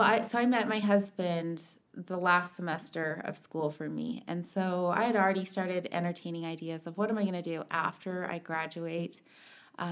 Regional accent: Mesa, Arizona, United States; also born or lived in Page, Arizona / Kayenta, Arizona / Provo, Utah; we lived on the Navajo Nation until I was about five, and that was when we moved to Mesa. And grew up in Mesa, did Emerson, Carson, Westwood

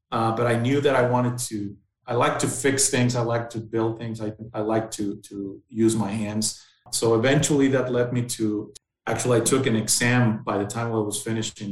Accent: Mexicali, Baja California, Mexico; also born or lived in Ensenada, Mexico / Monterrey, Mexico; Then we moved back to Baja, where I spent most of my younger years in Mexicali, and basically until the age of 17

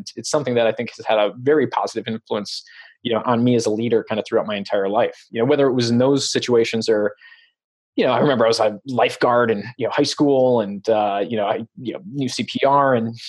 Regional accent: Chicago, Illinois, United States; now in Santa Cruz, United States; I grew up in Chicago.

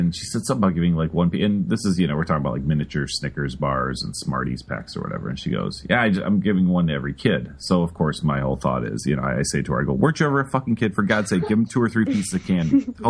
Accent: Chicago, Illinois, United States; I grew up in Chicago

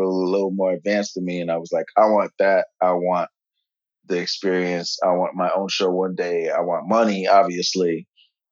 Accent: New York, United States; I'm from New York

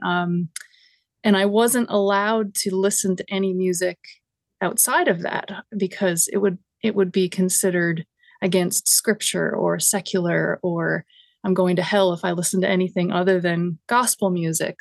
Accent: Grand Falls-Windsor, Newfoundland and Labrador, Canada; now in Hamilton, Canada; my hometown started an annual festival called the Salmon Festival. And they would get acts, like, the first one had the …. And it was, like, highly regarded. I think the … did a couple there. And, and it makes no sense for a small town, Newfoundland

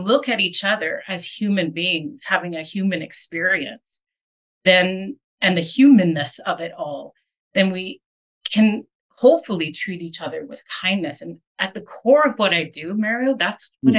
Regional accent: Winnipeg, Manitoba, Canada; now in Calgary, Canada; I was born in Winnipeg

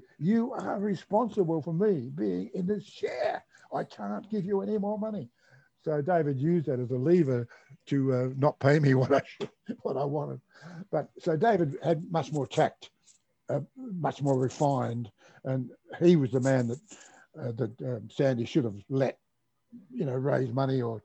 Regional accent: Adelaide, South Australia, Australia; moved away; I come from Adelaide originally

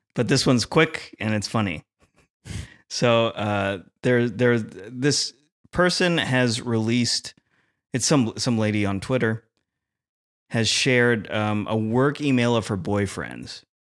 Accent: Philippines; as a Filipino

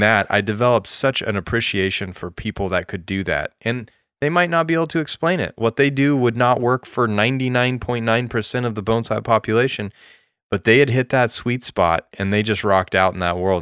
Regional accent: United States; also born or lived in Japan; being an American

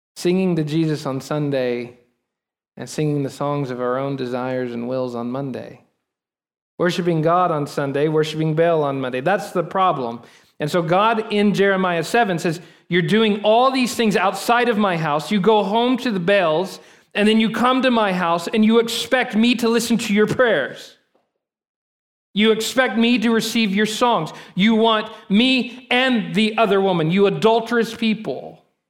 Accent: Texas, United States; us as American Texan Christians. We have lived in the Bible Belt for so long

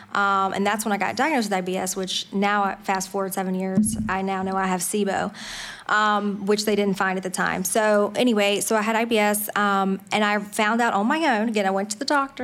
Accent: Franklin County, Virginia, United States; also born or lived in Harrisonburg, Virginia / Winchester, Virginia; So I grew up in, um, a little rural town in Franklin County, Virginia. So that's where I was born and raised

